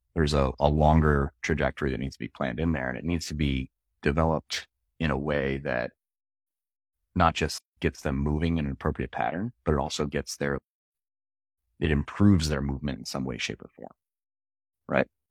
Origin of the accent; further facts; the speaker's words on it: Philadelphia, Pennsylvania, United States; moved away; also born or lived in upstate New York; I grew up in Philly